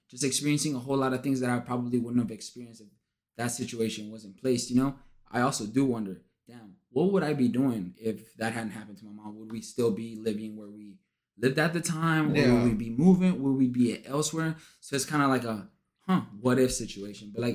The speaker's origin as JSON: {"language": "English", "town": "Laredo", "region": "Texas", "country": "United States", "also_born_or_lived": "Victoria, Texas", "moved": "as an adult", "lives_now": "San Antonio, United States", "said": "I'm actually from Laredo. Like, my family lives there"}